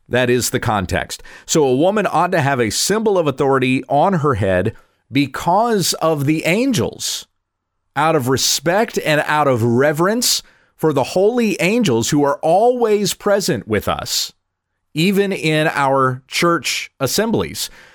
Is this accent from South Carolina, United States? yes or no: yes; the South, South Carolina, United States; I grew up in the South. I went to churches in South Carolina when I was a kid